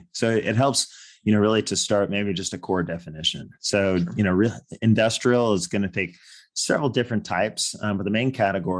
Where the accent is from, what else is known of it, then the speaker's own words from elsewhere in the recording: California, United States; growing up in California, just outside of San Francisco.